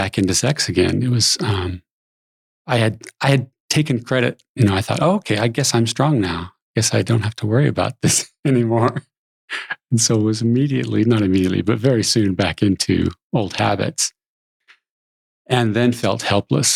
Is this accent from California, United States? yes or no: yes; San Jose, California, United States; I grew up in San Jose, California, which I think is paradise